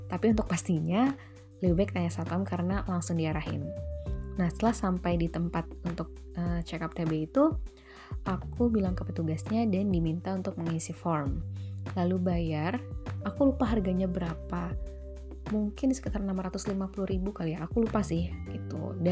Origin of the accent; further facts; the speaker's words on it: Bekasi, West Java, Indonesia; moved away as an adult; now in Glasgow, United Kingdom; Oke, jadi gimana sih perjalanan aku dari Bekasi di Indonesia sampai ke Glasgow di Skotlandia ini?